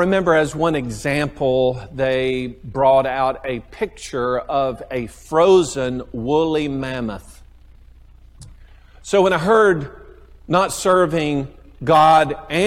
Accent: United States; I'm an American

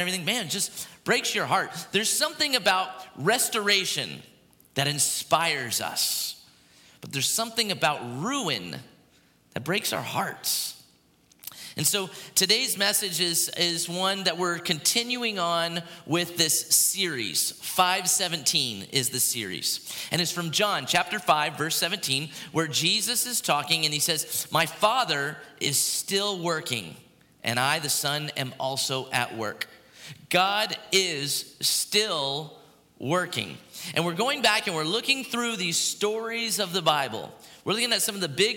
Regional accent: Port Orange, Florida, United States; There's a pier where I grew up in Port Orange, Florida, the Sunglow Pier

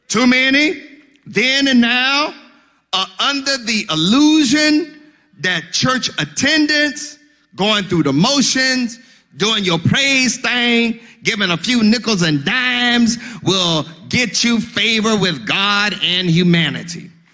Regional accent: Mississippi, United States; I'm from Mississippi

